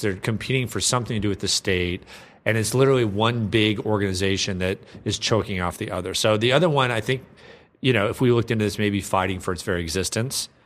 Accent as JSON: {"language": "English", "region": "Minnesota", "country": "United States", "said": "I'm from Minnesota"}